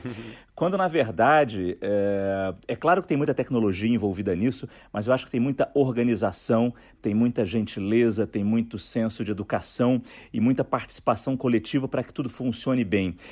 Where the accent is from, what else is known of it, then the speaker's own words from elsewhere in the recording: Rio de Janeiro, Brazil; moved away as an adult; also born or lived in Japan; A gente é do Rio de Janeiro, então a gente sentia muita saudade do Rio